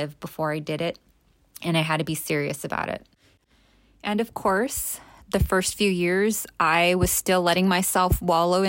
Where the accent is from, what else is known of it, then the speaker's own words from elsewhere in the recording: Los Angeles, California, United States; I grew up in East LA.